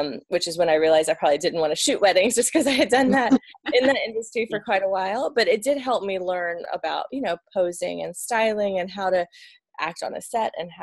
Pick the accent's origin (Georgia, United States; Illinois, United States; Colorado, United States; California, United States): Georgia, United States; Atlanta; moved away as an adult; now in Northern Virginia, United States; So we're originally from Atlanta, Georgia, and then we live in Northern Virginia outside of DC